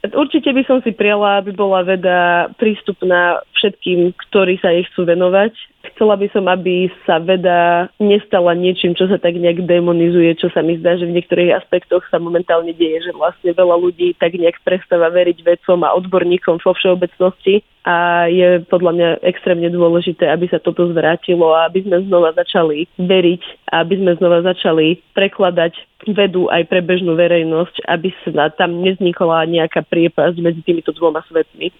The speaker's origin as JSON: {"language": "Slovak", "town": "Topoľčany", "region": "Nitra Region", "country": "Slovakia", "tie": "born or raised there", "also_born_or_lived": "Aberdeen, United Kingdom", "moved": "as an adult", "lives_now": "Zurich, Switzerland", "said": "narodila som sa v Topolčanoch"}